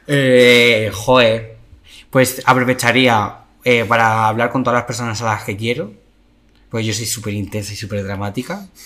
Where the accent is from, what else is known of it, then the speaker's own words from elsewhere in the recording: Madrid, Community of Madrid, Spain; Yo soy muy español. Un madrileño, madrileño.